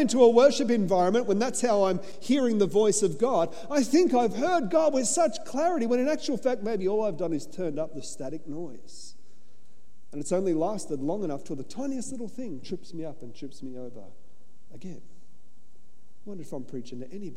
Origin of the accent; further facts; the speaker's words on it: Australia; I'm an Aussie. So I'm just sitting back. I come from convict stock